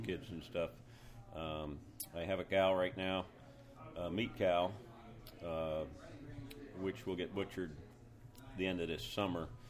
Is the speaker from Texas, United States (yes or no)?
no; Lancaster County, Pennsylvania, United States; born or raised there; moved away as an adult; also born or lived in North Carolina